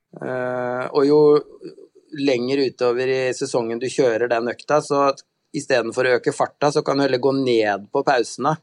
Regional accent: Halden, Østfold, Norway; moved away; Jeg er jo fra eh, nabokommunen din, jeg er fra Halden egentlig.

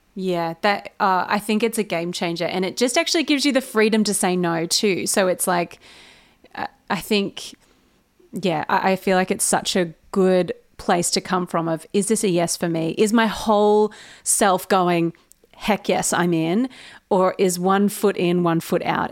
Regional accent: Australia; accent: Australian; I sound so Australian

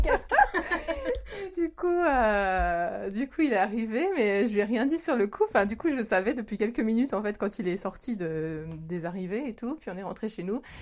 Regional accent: France; moved away as an adult; now in Japan; je suis française, je suis au Japon depuis 20 ans

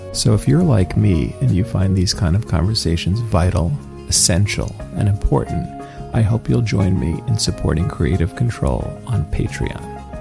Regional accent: Philadelphia, Pennsylvania, United States; I'm from Philadelphia, Pennsylvania, not a Canadian.

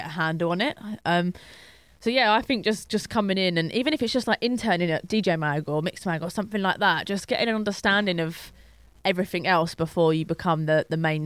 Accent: London, United Kingdom; It's my hometown.

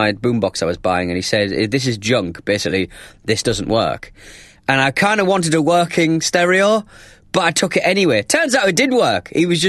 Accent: United Kingdom; being British.

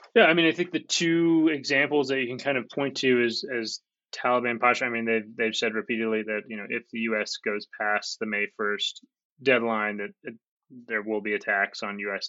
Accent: United States; now in Kabul, Afghanistan

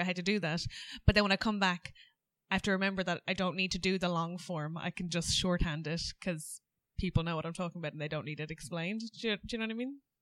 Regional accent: Ireland; accent: Irish; moved away as an adult; now in England

